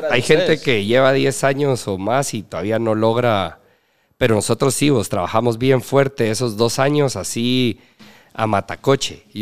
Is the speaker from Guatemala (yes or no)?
yes; Petén, Guatemala; Yo soy petenero